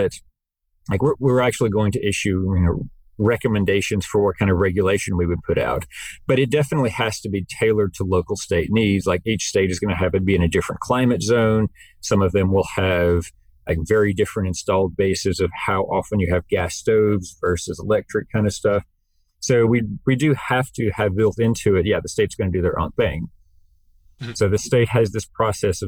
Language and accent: English; North Carolina, United States; I come from North Carolina